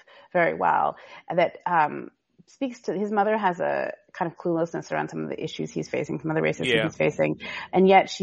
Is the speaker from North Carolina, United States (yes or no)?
no; Seattle, Washington, United States; I'm actually from the West Coast, originally not California, but Seattle.